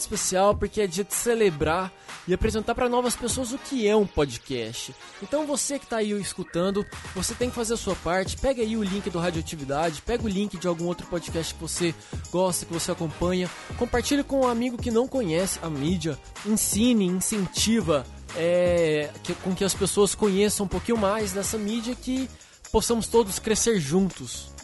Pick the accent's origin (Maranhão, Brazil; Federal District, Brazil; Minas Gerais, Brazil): Minas Gerais, Brazil; Uberlândia; moved away as an adult; now in São Paulo, Brazil; Eu sou de Uberlândia, Minas, Minas Gerais